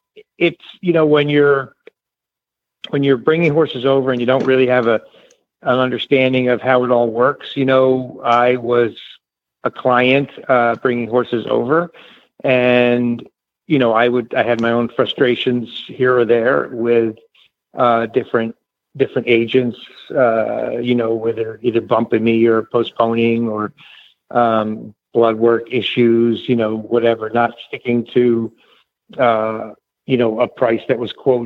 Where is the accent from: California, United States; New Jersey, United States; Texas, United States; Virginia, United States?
New Jersey, United States; we grew up in New Jersey